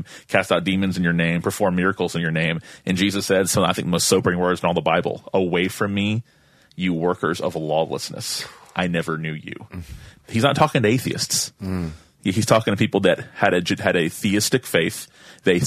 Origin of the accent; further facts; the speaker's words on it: Tallahassee, Florida, United States; I'm from Tallahassee. It's my hometown